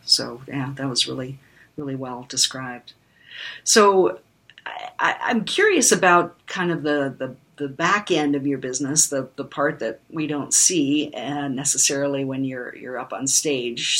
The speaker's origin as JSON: {"language": "English", "country": "Canada", "tie": "born or raised there", "also_born_or_lived": "Germany / United States", "said": "I was one year old when we moved to Canada"}